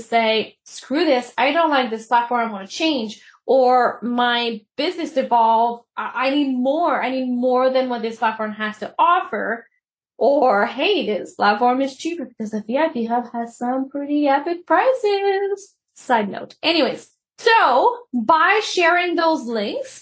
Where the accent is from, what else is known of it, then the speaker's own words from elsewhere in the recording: Canada; I'm Canadian